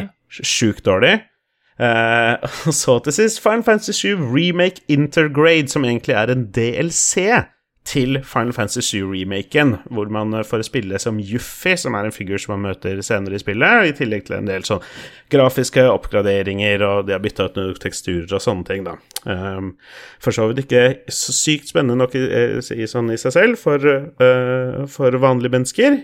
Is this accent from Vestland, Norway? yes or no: no; Moss, Østfold, Norway; er jo mossing, jeg er jo fra Østfold